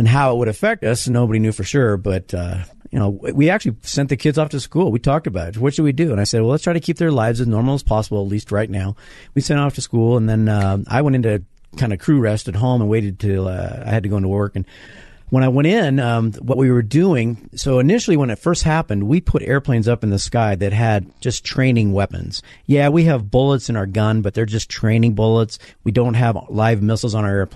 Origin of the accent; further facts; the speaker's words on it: Denver, Colorado, United States; as a Colorado native to be flying over my hometown of Denver and my home state